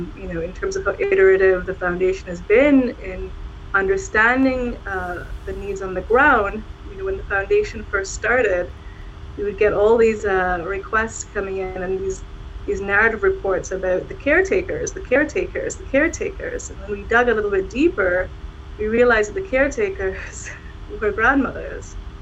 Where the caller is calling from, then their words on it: Ottawa, Ontario, Canada; I'm calling in from Ottawa, which is the unceded territory of the Algonquin and Anishinaabe. I'm in Ottawa.